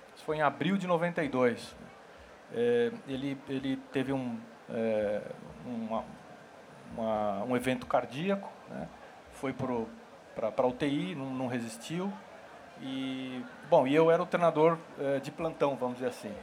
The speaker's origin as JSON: {"language": "Portuguese", "region": "São Paulo", "country": "Brazil", "said": "eu sou de São Paulo, sou paulistano"}